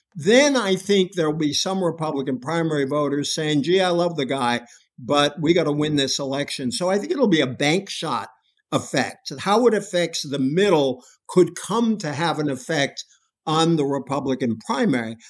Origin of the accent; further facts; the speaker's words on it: Massachusetts, United States; I come from Massachusetts, where James Michael Curley got elected from a jail cell